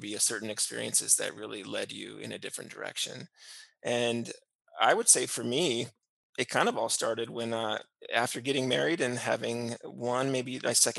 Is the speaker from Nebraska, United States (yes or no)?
yes; Schuyler, Nebraska, United States; also born or lived in Columbus, Nebraska; now in Duncan, United States; I grew up in Schuyler, Nebraska